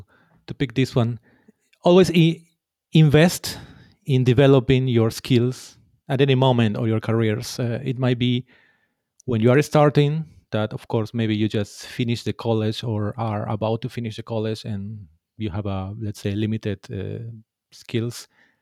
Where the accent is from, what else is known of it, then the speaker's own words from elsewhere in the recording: Peru; English is a second language; now in Finland; Yes, as you said, I am from Peru, and I've been living already more than 10 years here in Finland.